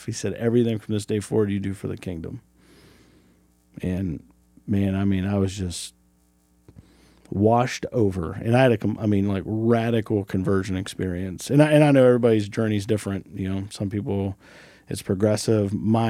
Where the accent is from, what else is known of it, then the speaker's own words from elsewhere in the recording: United States; Do that in right where Ohio, West Virginia, and Pennsylvania touch.